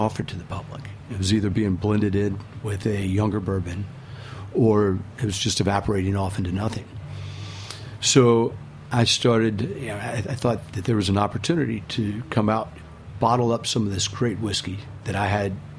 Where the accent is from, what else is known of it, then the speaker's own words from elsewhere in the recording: Louisville, Kentucky, United States; moved away; growing up in Louisville, you're surrounded by bourbon